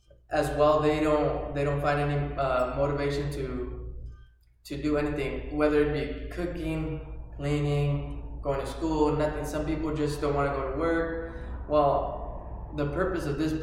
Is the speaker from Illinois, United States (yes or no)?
no; Sanger, California, United States; also born or lived in Fresno, California; I was raised in the little town of Sanger, California. This is my hometown.